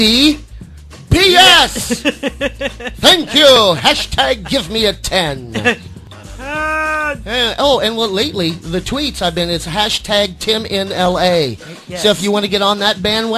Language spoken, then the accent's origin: English; Cleveland, Ohio, United States; We grew up in Cleveland